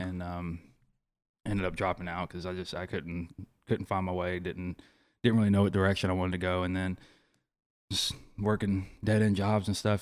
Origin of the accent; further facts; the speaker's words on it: Ocean Springs, Mississippi, United States; I'm from Ocean Springs